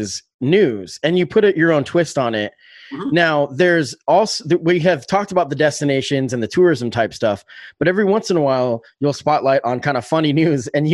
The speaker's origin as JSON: {"language": "English", "town": "Salem", "region": "Oregon", "country": "United States", "tie": "born or raised there", "also_born_or_lived": "Springfield, Oregon", "said": "I grew up in Salem, Oregon, and I lived on Salishan Street."}